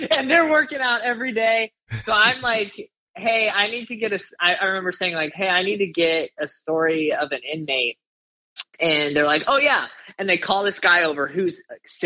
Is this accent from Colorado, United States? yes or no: yes; Colorado, United States; moved away as an adult; also born or lived in Omaha, Nebraska / Las Vegas, Nevada; I grew up in Colorado as a pastor's kid